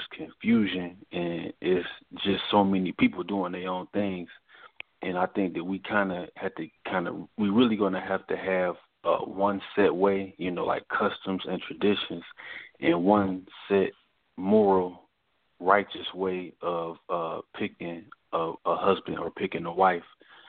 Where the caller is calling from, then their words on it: Newport News, Virginia, United States; This is …. I'm calling from Virginia, Newport News.